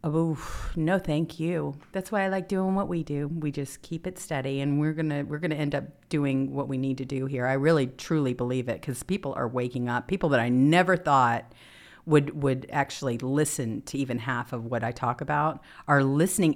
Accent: Mississippi, United States; moved away; I'm from Mississippi originally, too

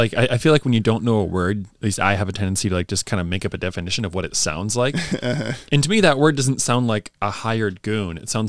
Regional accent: Northeast, United States; growing up in the Northeast, you know, you'll get 100% humidity and you'll get a lot of really crazy rain showers.

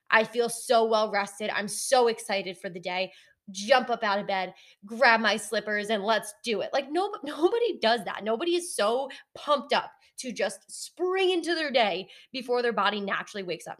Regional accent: Connecticut, United States; moved away as an adult; now in North Carolina, United States; my entire family and I grew up in Connecticut.

